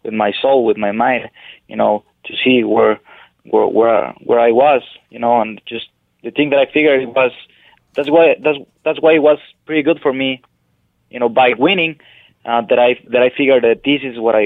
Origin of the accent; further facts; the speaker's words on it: Parral, Chihuahua, Mexico; moved away; also born or lived in Ciudad Juárez; I grew up in Parral, Chihuahua, in Mexico